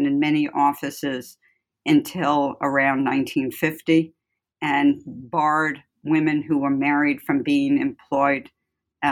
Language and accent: English; New York City, New York, United States; moved away as an adult; also born or lived in Ithaca, New York / Chicago / Cambridge, Massachusetts; I'm from the Bronx, and that should be clear in my accent a bit. I went to Bronx High School of Science